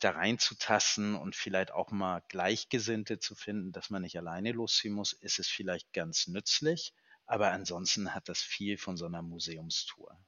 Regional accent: Northern Germany, Germany; wir kommen aus dem Norden

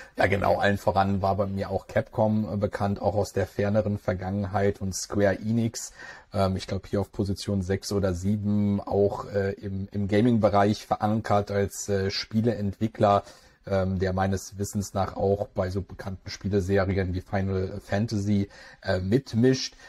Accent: Germany; bei uns in Deutschland

